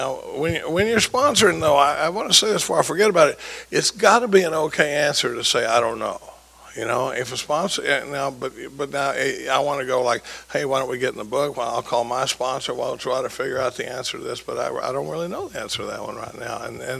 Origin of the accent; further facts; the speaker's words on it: Dallas, Texas, United States; moved away as an adult; now in Austin, United States; And I grew up in Dallas, but I've been in Austin for 40 years.